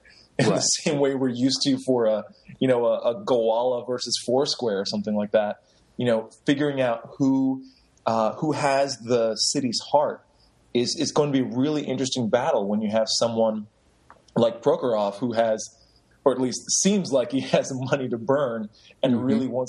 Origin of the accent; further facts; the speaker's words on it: New York City, New York, United States; I was born in Brooklyn in the late 70s.